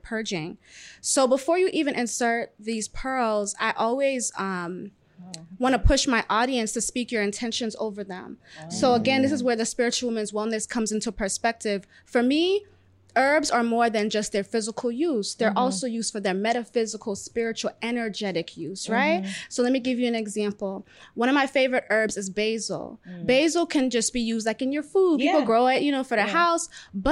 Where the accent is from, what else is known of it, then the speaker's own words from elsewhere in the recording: Florida, United States; I grew up in Florida, parents are Jamaican.